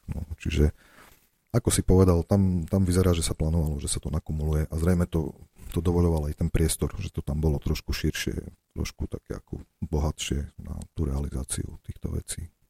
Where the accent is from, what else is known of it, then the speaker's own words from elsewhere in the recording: Slovakia; za tými blokmi, ako je Kaufland, kde som vyrastal na Matici